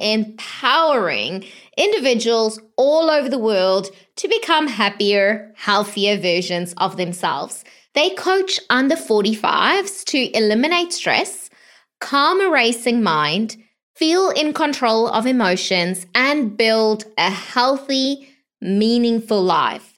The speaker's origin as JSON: {"language": "English", "country": "South Africa", "tie": "born or raised there", "moved": "yes", "said": "I was born in South Africa as well."}